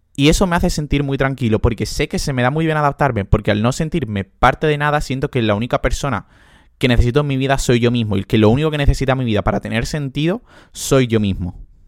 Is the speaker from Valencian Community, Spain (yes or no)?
no; Andalusia, Spain; moved away as an adult; now in Portugal; soy andaluz, soy muy andaluz